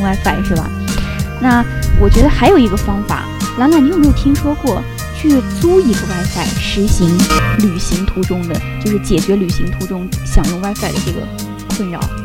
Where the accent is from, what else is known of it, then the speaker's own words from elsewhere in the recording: Northwest China, China; moved away; 像我的家乡嘛，在西北